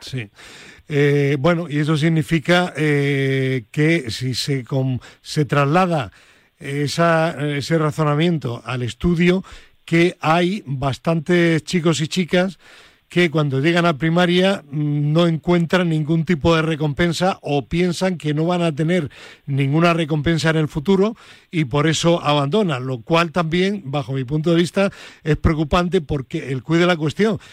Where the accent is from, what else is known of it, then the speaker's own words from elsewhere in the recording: Granada, Andalusia, Spain; mi tierra, a Granada